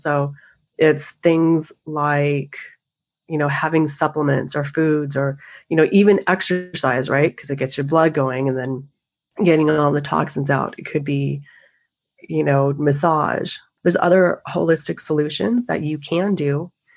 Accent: the Northwest, Pacific Northwest, United States; I grew up in the Northwest skiing

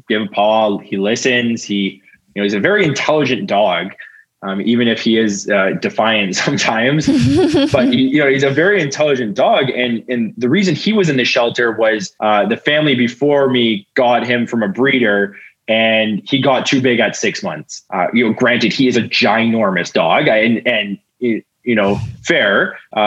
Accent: Ontario, Canada; now in Manitoba, Canada; I grew up in Ontario where it wasn't as much of an issue

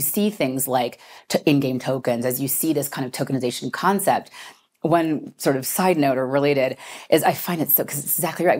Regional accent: United States; as an American

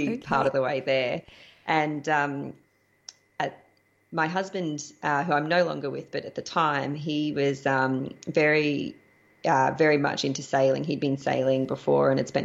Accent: Australia; moved away as an adult; also born or lived in Panama / Costa Rica; I'm an Australian.

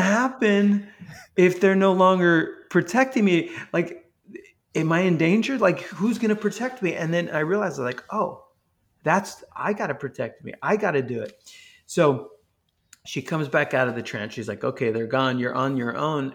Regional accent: New York, United States; moved away as an adult; now in Texas, United States; growing up in New York

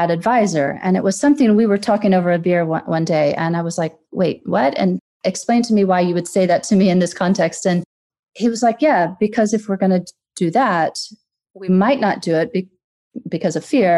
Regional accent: Deep South, United States; moved away as an adult; also born or lived in Gulf of Mexico coast / San Francisco; now in London, United Kingdom; I'm American, as you can probably tell from my voice. And I grew up in the Deep South.

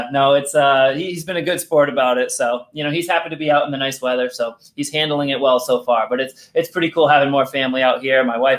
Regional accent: Rhode Island, United States; accent: Rhode Island; And luckily, I lost my Rhode Island accent almost all the way.

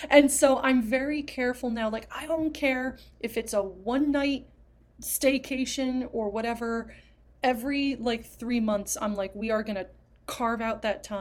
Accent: New Jersey, United States

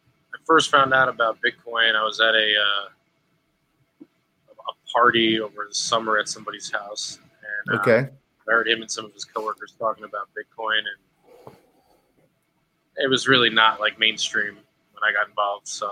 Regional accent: New York, United States; I'm from New York

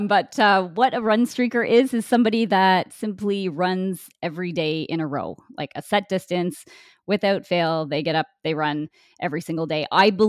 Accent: Winnipeg, Manitoba, Canada; I'm from Winnipeg, Manitoba, Canada. So it's pretty much central Canada.

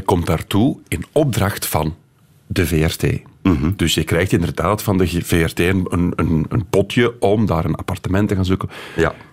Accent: Kallo, Flanders, Belgium; Ik ben ook van Kaloe

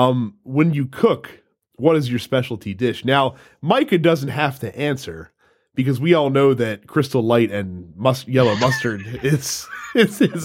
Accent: Maryland, United States; I'm from Maryland

